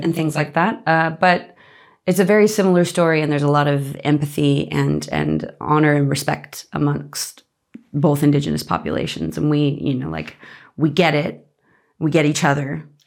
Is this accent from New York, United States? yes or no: no; Las Vegas, Nevada, United States; moved away as an adult; also born or lived in Boston; now in Australia; I, I grew up in Las Vegas